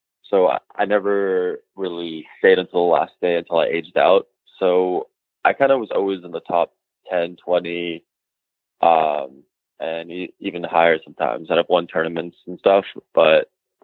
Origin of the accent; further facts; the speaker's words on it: Bay Area, California, United States; I grew up in the Bay Area